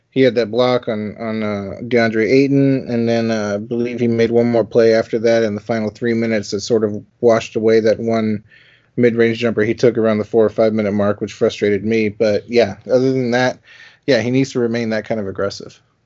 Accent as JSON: {"language": "English", "town": "Austin", "region": "Texas", "country": "United States", "said": "I'm from Texas, Austin, Texas"}